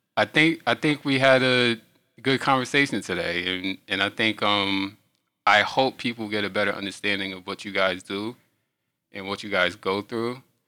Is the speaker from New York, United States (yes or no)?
yes; New York, United States; I'm from New York